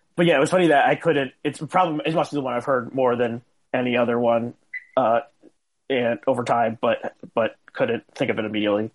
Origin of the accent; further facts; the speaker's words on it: New Jersey, United States; I grew up in New Jersey